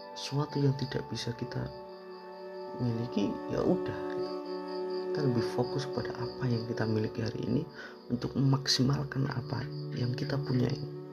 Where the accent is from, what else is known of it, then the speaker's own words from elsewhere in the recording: Indonesia; kita lahir di Indonesia